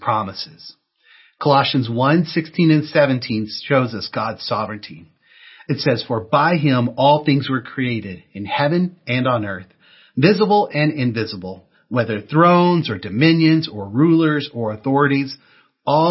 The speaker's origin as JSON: {"language": "English", "region": "Texas", "country": "United States", "tie": "born or raised there", "moved": "as an adult", "lives_now": "California, United States", "said": "I grew up in Texas, and I came out here to California to go to college."}